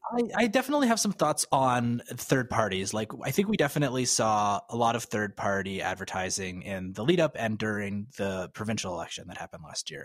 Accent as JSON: {"language": "English", "town": "Calgary", "region": "Alberta", "country": "Canada", "tie": "born or raised there", "moved": "as an adult", "said": "I grew up in Calgary, but I, I've, I left Calgary in two thousand nine."}